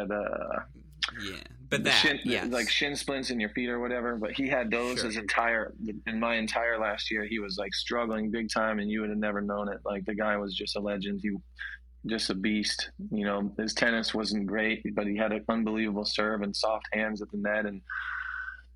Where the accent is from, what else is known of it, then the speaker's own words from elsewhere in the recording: Columbus, Ohio, United States; also born or lived in Cincinnati, Ohio; I grew up in Columbus.